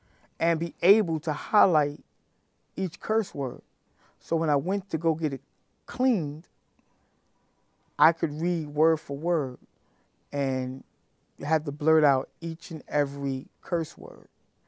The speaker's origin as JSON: {"language": "English", "town": "Brooklyn", "region": "New York", "country": "United States", "said": "I'm from Brooklyn."}